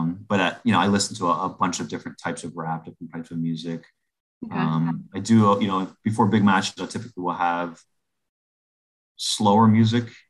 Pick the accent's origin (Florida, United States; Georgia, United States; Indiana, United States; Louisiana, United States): Florida, United States; Miami; moved away; I am from Miami, Florida